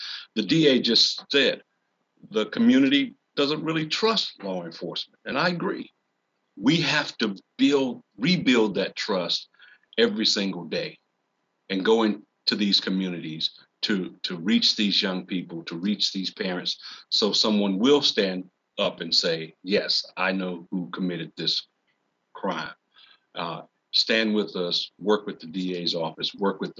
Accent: Randolph County, North Carolina, United States; moved away as an adult; now in Durham, United States; Growing up in Randolph County, I felt called to serve my community

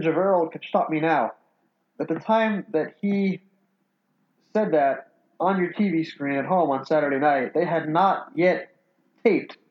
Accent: New York, United States; I was born in the early 70s, and I was born in New York

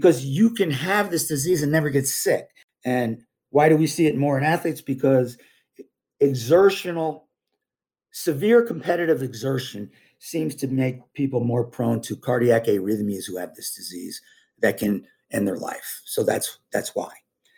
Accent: Vermont, United States; also born or lived in New York; I grew up skiing in Vermont and New York State.

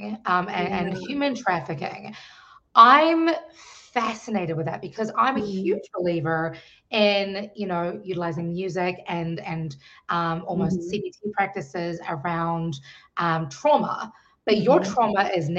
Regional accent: New Zealand; now in Washington, D.C., United States; I am originally from New Zealand, now living in the Washington, D.C. metropolitan area

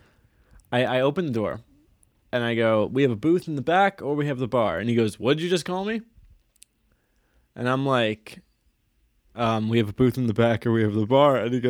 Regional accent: Long Island, New York, United States; moved away; I'm from Long Island

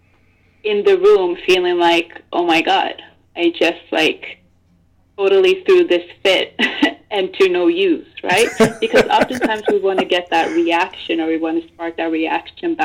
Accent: Norway; I was born in Norway

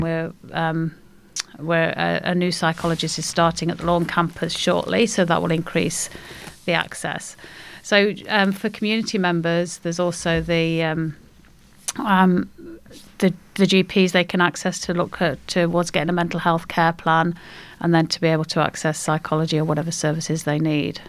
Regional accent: Derbyshire, East Midlands, United Kingdom; moved away as an adult; now in Australia; I'm Derbyshire.

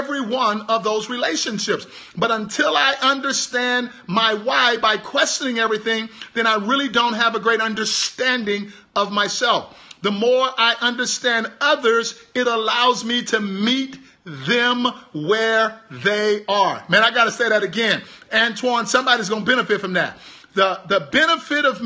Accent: Houston, Texas, United States; I'm from Houston, Texas.

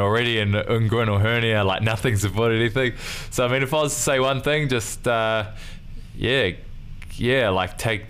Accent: Nelson, New Zealand; also born or lived in Motueka; I was training between two clubs in my hometown, which is Nelson and Motueka.

